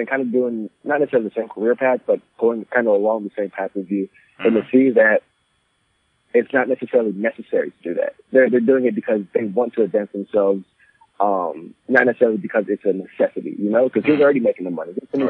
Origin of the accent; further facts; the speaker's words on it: United States; I'm 24 years old, and I'm a Ghanaian-American CEO and founder of Mazizi International.